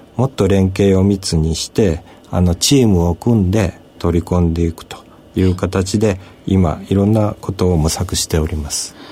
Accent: Kochi, Japan; also born or lived in Tokyo / Tokushima; 私はあの、高知の生まれでございますが、東京薬科大学を出まして、その後、徳島大学の

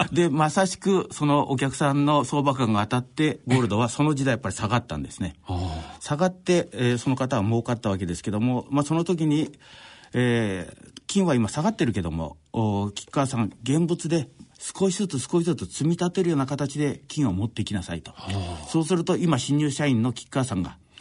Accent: Noto Peninsula, Ishikawa, Japan; 私の田舎は石川県の能登半島

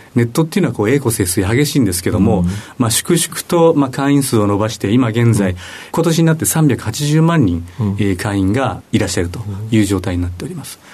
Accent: Hokkaido, Japan; moved away; 私北海道生まれの北海道育ち

